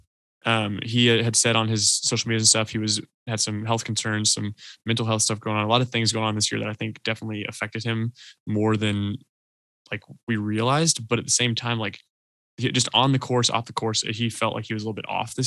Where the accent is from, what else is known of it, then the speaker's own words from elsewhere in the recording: Atlanta, Georgia, United States; We're all from Atlanta here